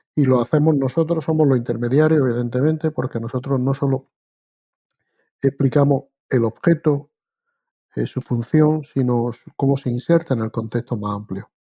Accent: Spain; moved away as an adult; also born or lived in Granada; now in Canada; yo soy español de origen

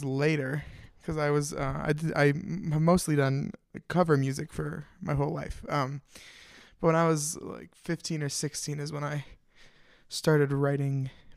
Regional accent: Denver, Colorado, United States; also born or lived in Minneapolis, Minnesota; I'm from Denver, Colorado. Not originally. I was born in Minneapolis, Minnesota, but fancy. Lived here for 15 years

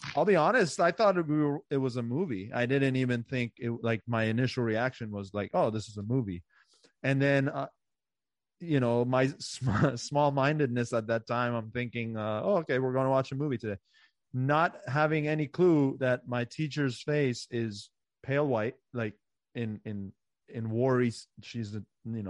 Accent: Montgomery County, Maryland, United States; I grew up in Maryland. Right. So this is where I went to school in Montgomery County, Maryland

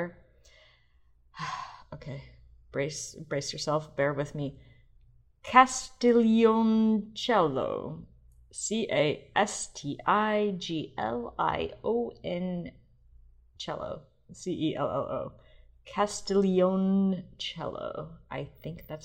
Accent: University City, Missouri, United States; the streets of University City, which is where I grew up in St. Louis

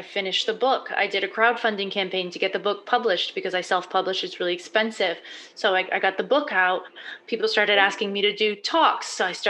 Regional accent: Massachusetts, United States; also born or lived in Prague; now in New Jersey, United States; I'm from Massachusetts, but I got to New Jersey, back to the US.

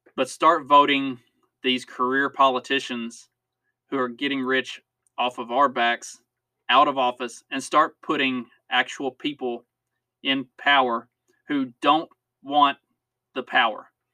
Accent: United States; as American citizens

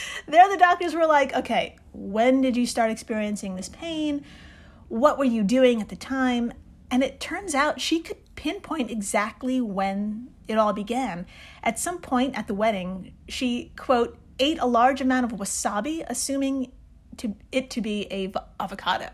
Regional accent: New York, United States; I'm from New York

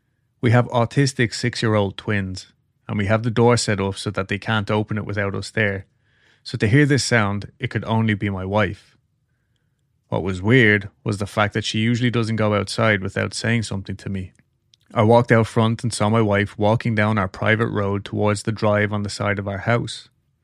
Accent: Oregon, United States; also born or lived in Las Vegas, Nevada; Me, growing up in Oregon, loved the rain. And for the past 10 years, we lived in Vegas

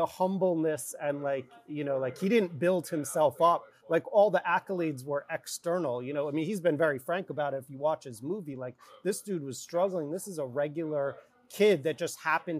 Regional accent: New York City, New York, United States; as a New Yorker

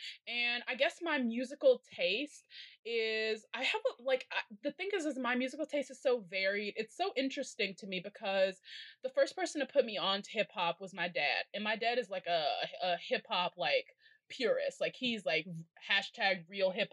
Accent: Chicago, Illinois, United States; I'm from Chicago

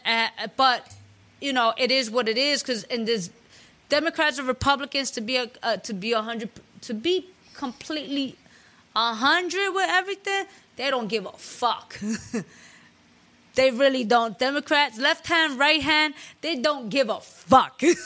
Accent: New York City, New York, United States; I'm a Latina from the Bronx.

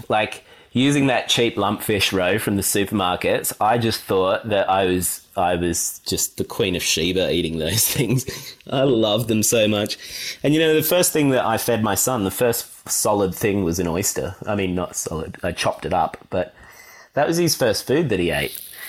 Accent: Sydney, New South Wales, Australia; But yeah, I grew up in Sydney and spent just about every holiday down at Naruma, because that's where my mum had grown up and we had the family house down there.

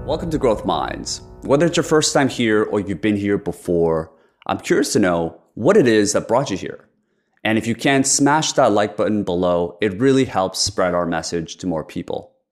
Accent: South Korea; moved away; I was born in Korea

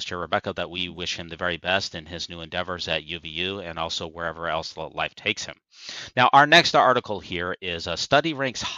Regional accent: Utah, United States; moved away; This is my home state.

